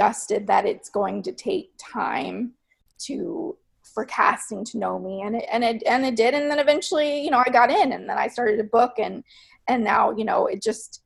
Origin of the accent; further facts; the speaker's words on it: Texas, United States; moved away; also born or lived in New York; Growing up in Texas